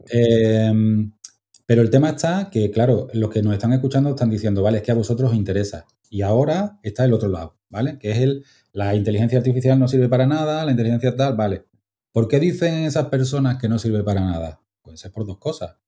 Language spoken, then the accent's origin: Spanish; Málaga, Andalusia, Spain; also born or lived in Altea; yo estoy en Málaga